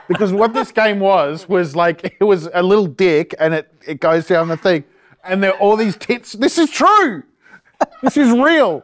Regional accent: Ipswich, Queensland, Australia; When I got to this private school, suddenly I was from Red Bank

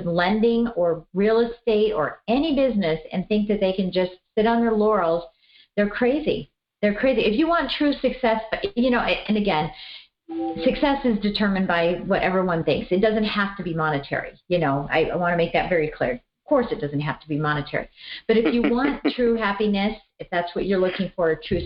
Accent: Colorado, United States; I'm from Colorado

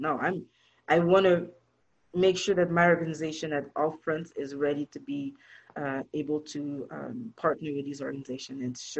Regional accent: Toronto, Ontario, Canada; But listen, I'm from Canada. I'm from Toronto.

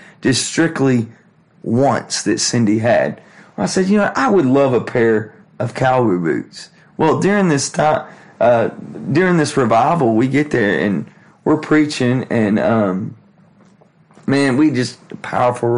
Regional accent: Texas, United States; I'm from Texas

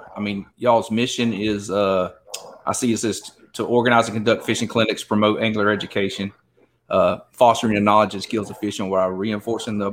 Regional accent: Southeast Georgia, United States; moved away as an adult; now in Texas, United States; I grew up in Southeast Georgia, man, on the coast over there

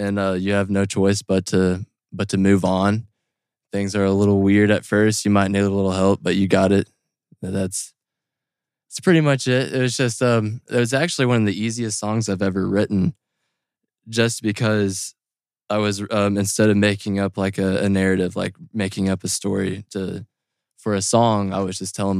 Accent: Lexington, Kentucky, United States; now in Frankfort, United States; I grew up in Lexington

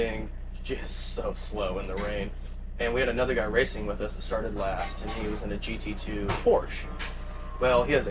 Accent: Fayetteville, Arkansas, United States; we're from Northwest Arkansas, Fayetteville

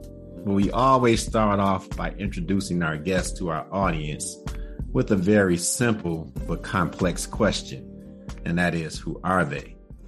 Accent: Detroit, Michigan, United States; I'm from Eastside Detroit.

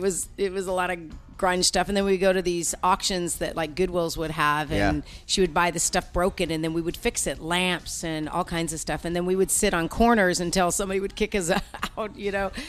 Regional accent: Oakland, California, United States; I'm a girl from Oakland, California.

